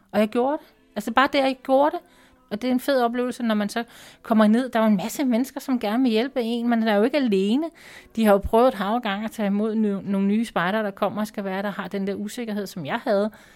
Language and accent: Danish; Denmark; Jeg er fra Danmark